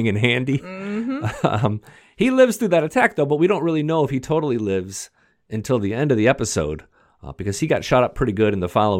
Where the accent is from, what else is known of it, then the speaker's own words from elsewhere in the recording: Detroit, Michigan, United States; I grew up in Detroit